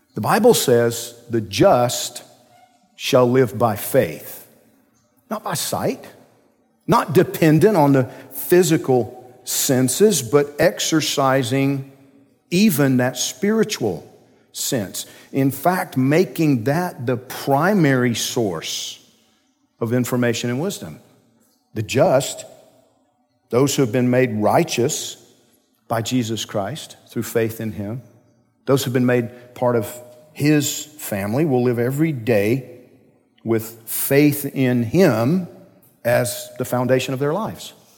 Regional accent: Georgia, United States; I'm from Georgia

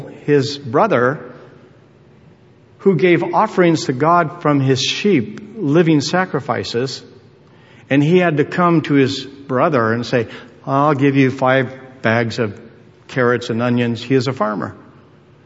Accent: United States; as an American citizen

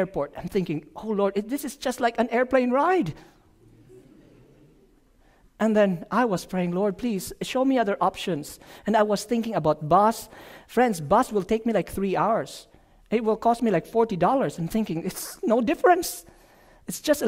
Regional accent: Philippines; moved away; from the Philippines

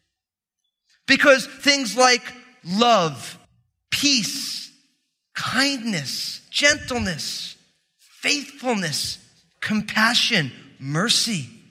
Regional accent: New Jersey, United States; I'm from New Jersey, which means I'm all messed up

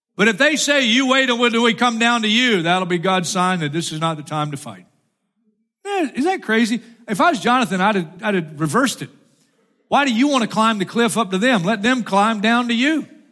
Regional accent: Florida, United States; I'm from Florida

